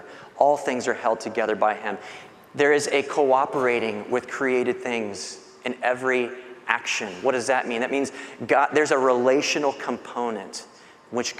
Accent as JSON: {"language": "English", "town": "Bradenton", "region": "Florida", "country": "United States", "tie": "born or raised there", "said": "I was born in Bradenton"}